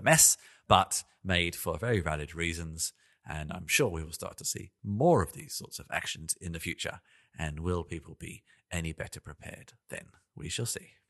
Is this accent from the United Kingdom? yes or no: yes; London, United Kingdom; also born or lived in Melbourne, Australia; now in Berlin, Germany; I live in Berlin, in Germany. I've, I was born in London. I lived in Melbourne, in Australia.